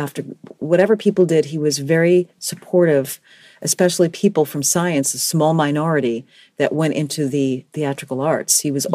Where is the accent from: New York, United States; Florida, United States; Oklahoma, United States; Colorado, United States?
New York, United States; New York City; I am from the Bronx, mm-hmm. grew up in the Bronx, educated completely in the Bronx, and I still live in New York City